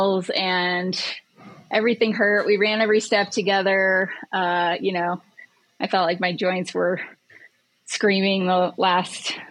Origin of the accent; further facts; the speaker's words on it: Ouray, Colorado, United States; moved away; I grew up in Ouray